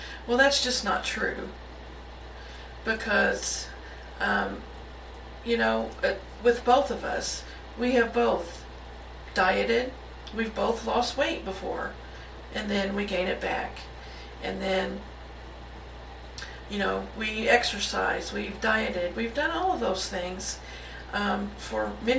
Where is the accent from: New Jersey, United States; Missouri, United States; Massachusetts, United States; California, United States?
Missouri, United States; Now, I'm originally from Missouri, so I kind of know what cold weather is